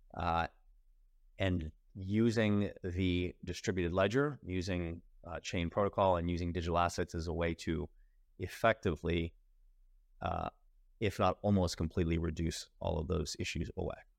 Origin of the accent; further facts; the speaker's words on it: United States; I'm American